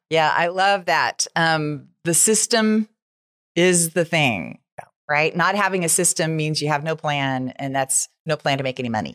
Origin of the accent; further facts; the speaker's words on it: United States; I'm an American